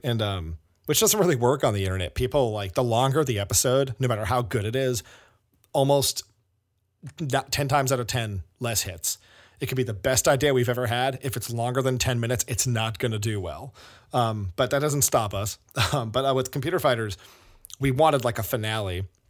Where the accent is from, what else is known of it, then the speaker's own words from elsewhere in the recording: South Shore, Massachusetts, United States; we grew up on the South Shore